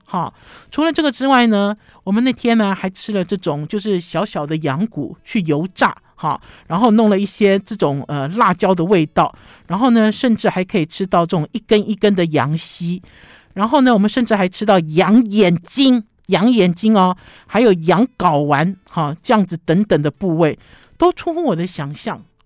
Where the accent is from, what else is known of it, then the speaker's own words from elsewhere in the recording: Taipei, Taiwan; 我们台北人